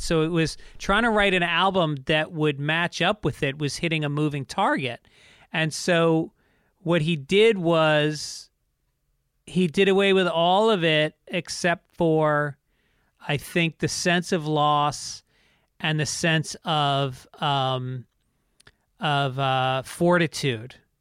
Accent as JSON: {"language": "English", "region": "New York", "country": "United States", "tie": "born or raised there", "said": "I grew up in New York and my dad was a radio guy"}